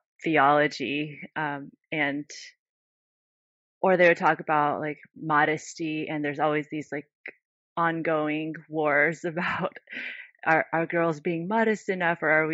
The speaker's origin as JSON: {"language": "English", "country": "United States", "tie": "born or raised there", "said": "growing up in the United States"}